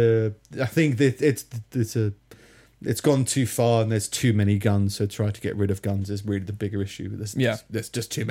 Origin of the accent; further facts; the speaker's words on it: Minnesota, United States; I'm from Minnesota.